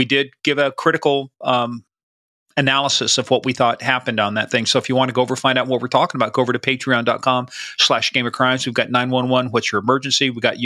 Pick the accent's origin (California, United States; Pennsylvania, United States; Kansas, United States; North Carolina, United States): Kansas, United States; This is my home state